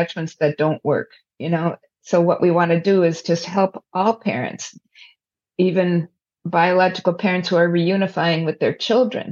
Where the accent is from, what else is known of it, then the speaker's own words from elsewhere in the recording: United States; we are very future oriented as an American society